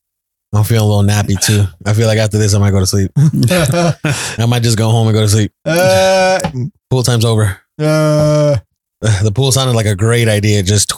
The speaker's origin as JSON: {"language": "English", "country": "United States", "said": "I'm American with Ecuadorian parents."}